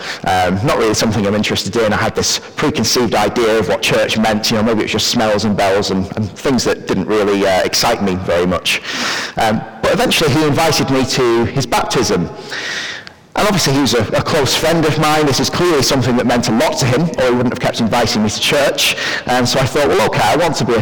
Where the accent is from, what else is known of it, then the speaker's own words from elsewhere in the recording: Preston, North West England, United Kingdom; I grew up and I actually still live near Preston in Lancashire.